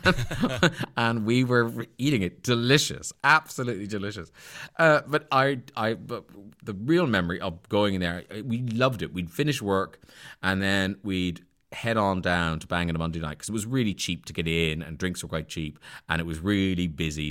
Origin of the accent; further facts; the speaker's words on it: Ireland; moved away; I grew up a Protestant in Southern Ireland, where everyone is Catholic